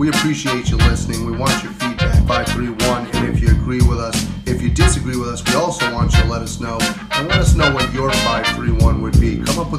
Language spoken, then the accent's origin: English; Florida, United States; I grew up in Florida.